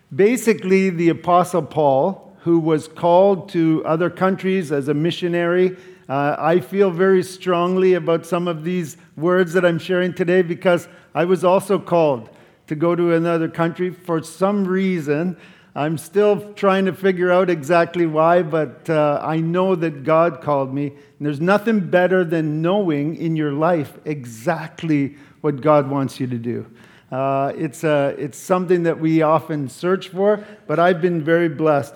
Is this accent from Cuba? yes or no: no; Canada; I'm from Canada